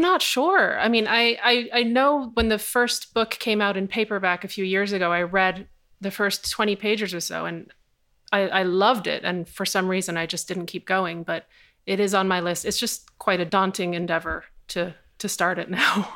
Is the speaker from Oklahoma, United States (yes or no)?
no; New York City, New York, United States; I grew up in New York City in the eighties and nineties